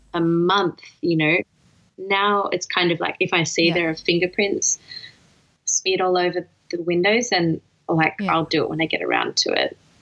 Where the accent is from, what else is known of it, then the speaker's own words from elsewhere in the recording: Melbourne, Victoria, Australia; moved away as an adult; also born or lived in New South Wales; I just moved back to my hometown